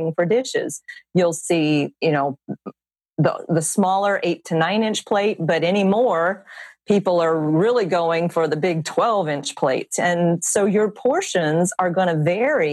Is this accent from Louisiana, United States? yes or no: yes; South Louisiana, United States; I'm from South Louisiana